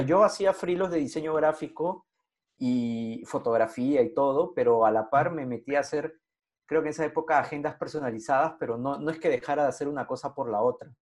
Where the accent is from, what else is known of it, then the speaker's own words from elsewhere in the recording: Lima, Peru; yo crecí en San Martín de Porres